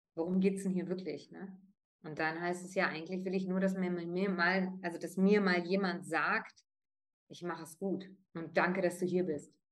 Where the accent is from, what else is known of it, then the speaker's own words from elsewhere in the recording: Northern Germany, Germany; first language German and Italian; Ich bin zweisprachig aufgewachsen vor fünfundvierzig Jahren in Norddeutschland